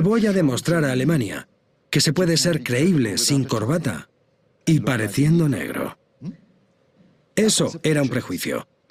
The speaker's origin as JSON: {"language": "Spanish", "country": "India", "tie": "born or raised there", "also_born_or_lived": "Luxembourg", "moved": "yes", "said": "Yo me crié en India y siendo un poco más mayor, me mudé a Luxemburgo"}